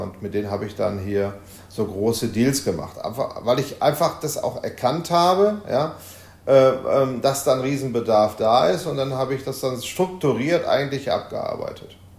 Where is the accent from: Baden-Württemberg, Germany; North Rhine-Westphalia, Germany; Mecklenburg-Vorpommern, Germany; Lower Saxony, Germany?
North Rhine-Westphalia, Germany; Essen; im Ruhrgebiet, in meiner Heimatstadt Essen